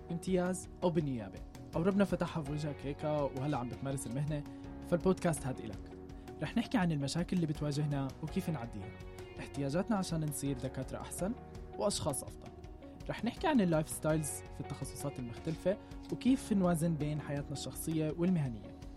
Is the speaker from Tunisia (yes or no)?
no; Jordan; accent: Jordanian; وبتوقع عرفتوا من لهجتي إني أردني